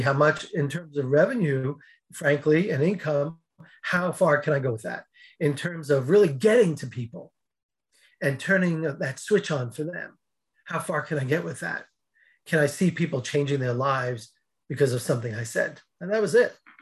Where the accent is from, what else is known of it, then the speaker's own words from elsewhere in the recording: outside New York City, United States; I grew up outside New York City